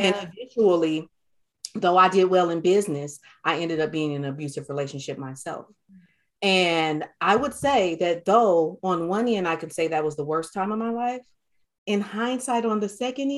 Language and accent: English; Detroit, Michigan, United States; I grew up in Detroit, Michigan